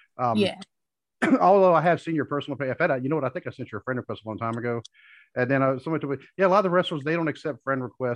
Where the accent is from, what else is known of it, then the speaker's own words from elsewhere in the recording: North Carolina, United States; moved away; I'm not from here. I'm originally from North Carolina